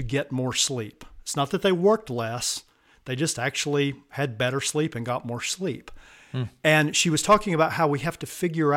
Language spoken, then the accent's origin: English; the American South, United States; accent: Southern; I'm from the American South, if you can't tell by the accent